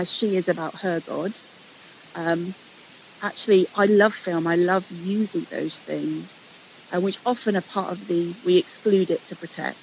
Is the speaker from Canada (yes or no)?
no; England, United Kingdom; Growing up in England